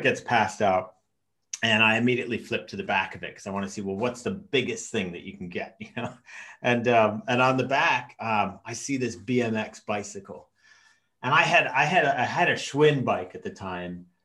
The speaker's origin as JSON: {"language": "English", "town": "Chicago", "region": "Illinois", "country": "United States", "tie": "born or raised there", "said": "I'm half Norwegian, half American, but I grew up in the States in Chicago from the age of five"}